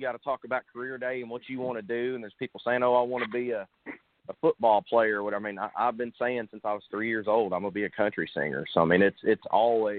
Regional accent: Sherwood, Arkansas, United States; moved away as an adult; also born or lived in Nashville, Tennessee / Texas; I grew up in Central Arkansas, a little town called Sherwood.

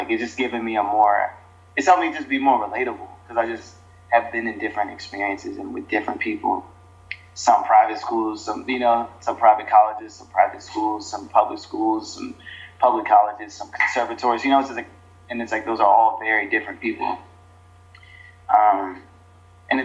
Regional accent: Boston, Massachusetts, United States; born there; I guess I was born in Boston, so I guess I don't really count that. It was like a few months of my life

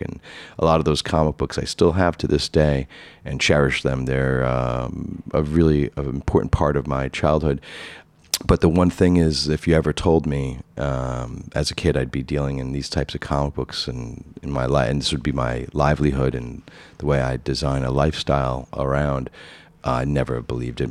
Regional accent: New York City, New York, United States; now in Manhattan, United States; as a kid growing up in Rockaway Beach, Queens, I grew up in a middle-class family

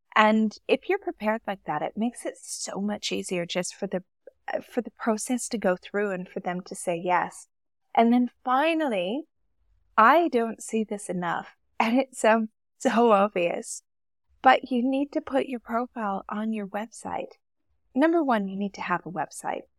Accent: Canada; moved away as an adult; now in Dubai, United Arab Emirates

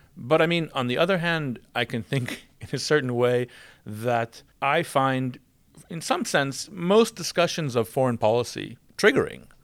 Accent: United States; moved away; you can tell from my accent, I'm from the United States

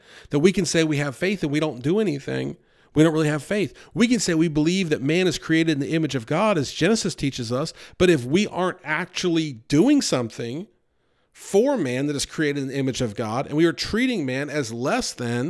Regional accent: New York, United States; Growing up outside of New York City, I saw a lot of homelessness and poverty.

